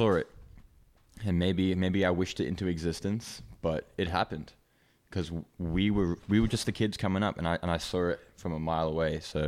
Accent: Hong Kong; So I grew up in Hong Kong. I started skating in Hong Kong. So it's a pretty like small place, but there's a lot of people.

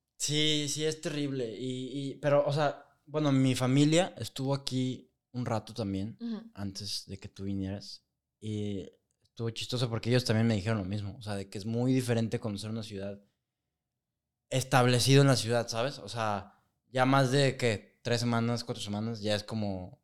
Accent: Guadalajara, Jalisco, Mexico; also born or lived in Burlington, Canada; nosotros somos de Guadalajara

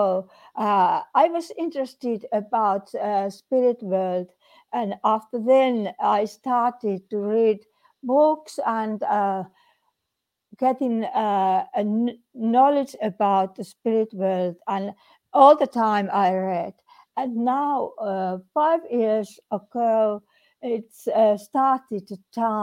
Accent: Finland; I came from Finland, and Finland is in Scandinavian little land, and we have here very nice summers

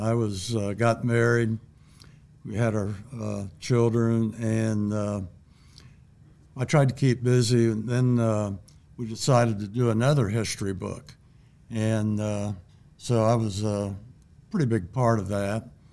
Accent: Bellbrook, Ohio, United States; I was born in nineteen forty-three. Grew up in Bellbrook. Went to Bellbrook High School.

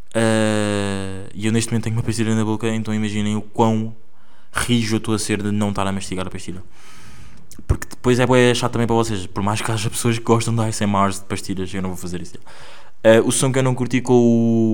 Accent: Angola; accent: Angolan; now in Porto, Portugal; é o meu sotaque angolano

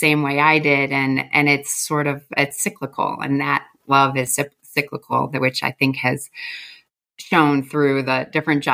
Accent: Chautauqua County, Western New York, United States; moved away; also born or lived in Buffalo, New York / Savannah, Georgia / Atlanta, Georgia; I originally come from Western New York, born in Buffalo, raised on a dairy farm south of there in Chautauqua, New York

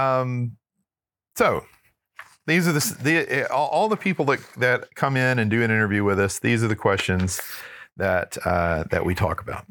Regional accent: Texarkana, Texas, United States; I grew up in Northeast Texas in Texarkana

